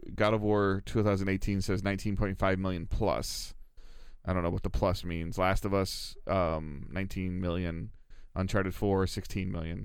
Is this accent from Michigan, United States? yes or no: yes; Detroit, Michigan, United States; I'm from Metro Detroit